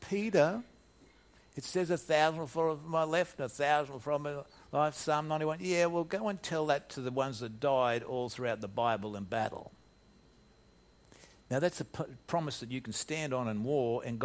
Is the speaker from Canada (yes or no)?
no; Australia; moved away as an adult; also born or lived in United States; being an Australian in American soil